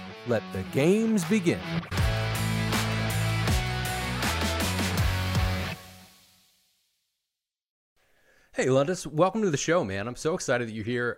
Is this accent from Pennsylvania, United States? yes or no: yes; Philadelphia, Pennsylvania, United States; I'm from Philly